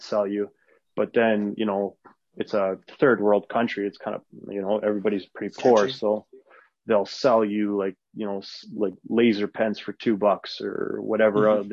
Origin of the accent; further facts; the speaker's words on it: Canada; first language Arabic; English is a second language; also born or lived in Edmonton; I was born in Canada, but I'm Lebanese, and like my first language is Arabic. I was raised Muslim, and yeah, you know, but like I'm from small towns and grew up in small towns, then I moved